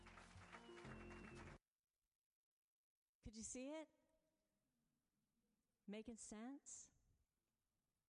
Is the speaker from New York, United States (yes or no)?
no; Florida, United States; I grew up in Florida